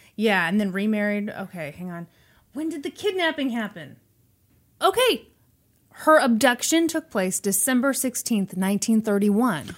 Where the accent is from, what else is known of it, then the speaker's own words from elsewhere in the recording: Missouri, United States; I was born in Missouri.